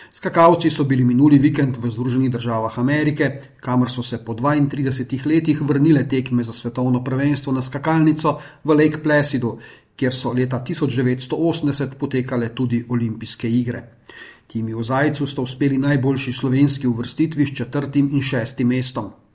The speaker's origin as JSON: {"language": "Slovenian", "country": "Slovenia", "said": "smo Slovenci"}